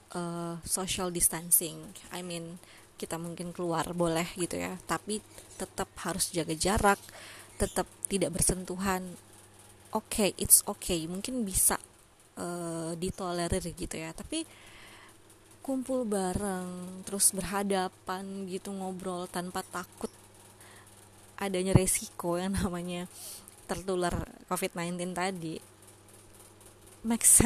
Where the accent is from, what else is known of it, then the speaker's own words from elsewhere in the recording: Bengkulu, Indonesia; sama halnya dengan daerahku nih daerahku kebetulan di Bengkulu nih itu memang bisa dibilang masih di under uh, undernya average gitu ya di bawah rata-rata